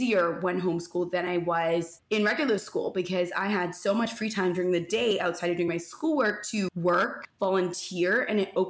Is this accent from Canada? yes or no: yes; Toronto, Ontario, Canada; I grew up in North York, which is just north of like the main parts of Toronto